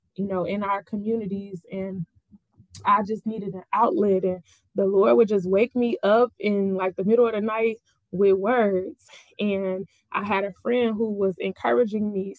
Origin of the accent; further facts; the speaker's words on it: Summit, Illinois, United States; I am from Summit, Illinois.